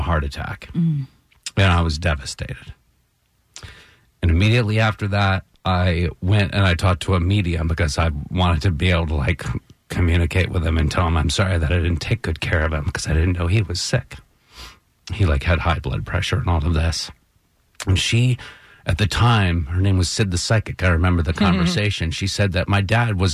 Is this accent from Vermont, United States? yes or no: yes; Brattleboro, Vermont, United States; the Brattleboro, my hometown historical society